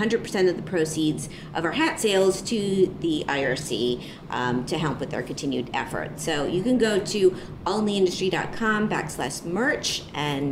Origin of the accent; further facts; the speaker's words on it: Miami, Florida, United States; I was born in Miami